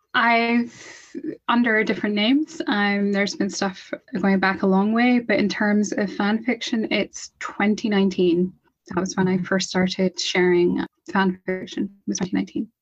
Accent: Scotland, United Kingdom; I'm from Scotland. I'm in Scotland

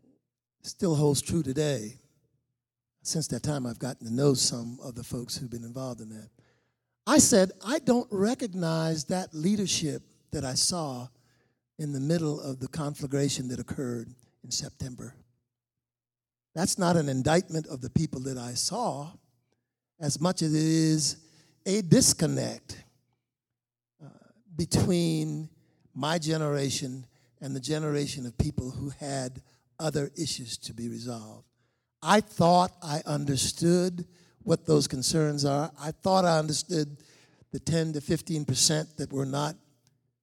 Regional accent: Charleston, South Carolina, United States; moved away as an adult; now in Charlotte, United States; a young kid growing up in Charleston, South Carolina, back in the 50s

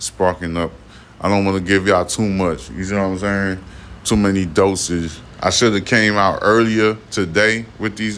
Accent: United States; I'm an American soldier. I'm still serving my American people

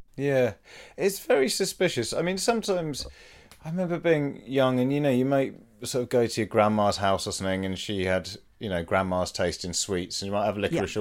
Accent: United Kingdom; in our DNA now as British people

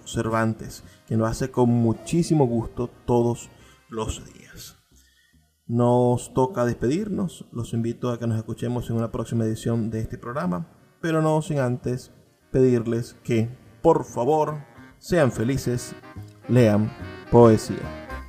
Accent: Venezuela; como venezolanos

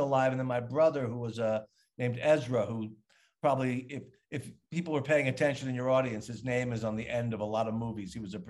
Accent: Long Island, New York, United States; I mean, I'm from Long Island, and then we moved to New York

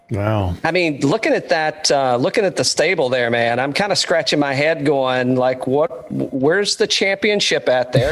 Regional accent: Central Florida, United States; growing up in Central Florida

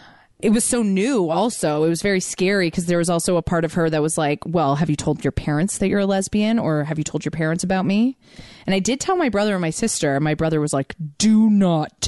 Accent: Toronto, Ontario, Canada; I'm from Toronto

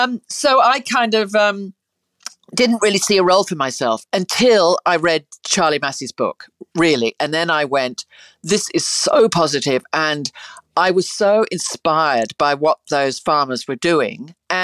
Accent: South West England, United Kingdom; Look, I grew up in the country in England. I grew up in the Cotswolds and amongst, you know, sheep, and we rode a lot

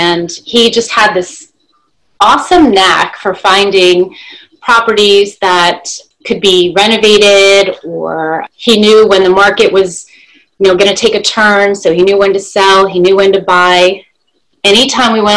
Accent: New Jersey, Pennsylvania area, Northeast, United States; moved away as an adult; now in Florida, United States; I'm a native of the Northeast. I grew up in New Jersey, Pennsylvania area

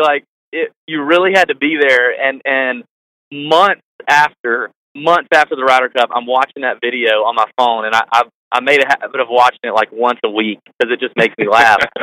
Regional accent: Augusta, Georgia, United States; we're from Augusta, both of us born and raised in Augusta

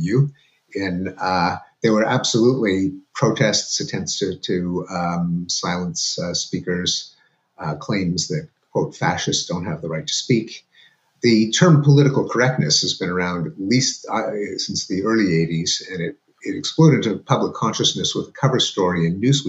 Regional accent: Canada; moved away as an adult; now in United States; going to school in Canada, where I lived with my parents, as Canadians

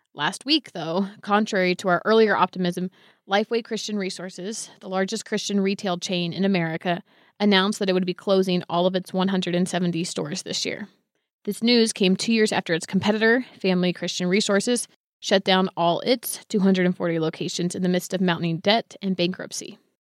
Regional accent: Bay Area, California, United States; I grew up in the Bay Area

